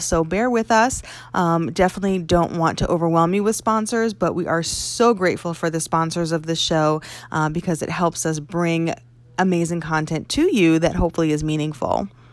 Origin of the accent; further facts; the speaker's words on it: Connecticut, United States; moved away as an adult; also born or lived in New York; it was back in Connecticut where I was uh, from.